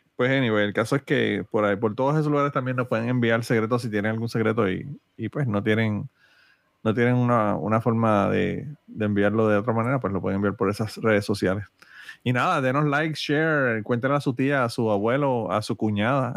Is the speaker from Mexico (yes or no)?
no; Utuado, Puerto Rico; mi pueblo de Utuado